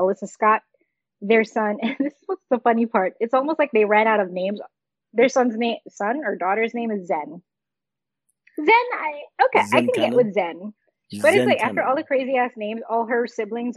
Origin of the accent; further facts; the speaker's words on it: Philippines; moved away; growing up in the Philippines